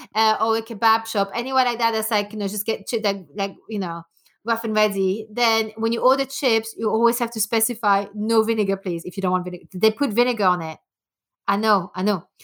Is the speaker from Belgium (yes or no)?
yes; Belgium; first language French; English is a second language; moved away as an adult; also born or lived in Denmark / France / New York; now in England, United Kingdom; I was born in Belgium, uh, born and bred there, and I left when I was eighteen